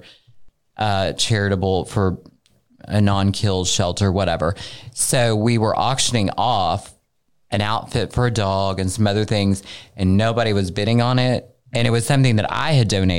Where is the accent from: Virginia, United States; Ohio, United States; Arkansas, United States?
Arkansas, United States; I'm from Arkansas